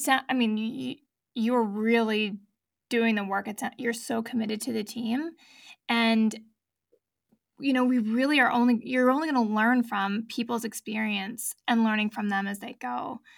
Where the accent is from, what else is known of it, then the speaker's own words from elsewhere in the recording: United States; moved away; I was born in the States, I'm a dual citizen